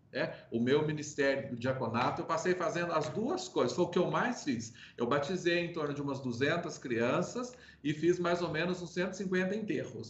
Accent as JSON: {"language": "Portuguese", "town": "Toledo", "region": "Minas Gerais", "country": "Brazil", "tie": "born or raised there", "said": "Sou mineiro, natural da cidade de Toledo, ali no sul de Minas Gerais"}